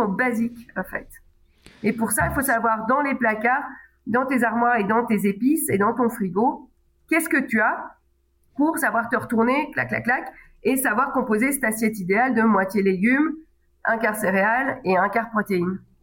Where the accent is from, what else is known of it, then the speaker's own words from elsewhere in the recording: Belgium; en tant que belge